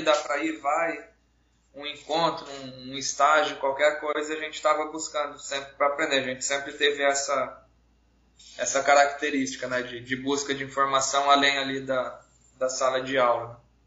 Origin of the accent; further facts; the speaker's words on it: Paraná, Brazil; now in Roraima, Brazil; eu sou natural do estado do Paraná, mas moro aqui em Roraima já desde 94